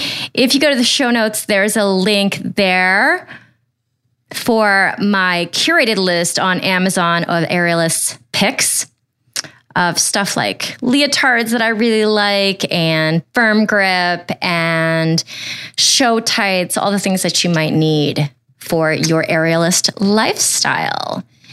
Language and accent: English; Ohio, United States; I grew up in Ohio.